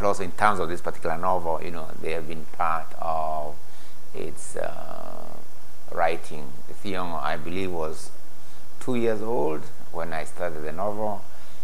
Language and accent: English; Kenya; first language Gikuyu; English is a second language; moved away; also born or lived in Leeds; I come from a three-language situation, every Kenyan will have their mother tongue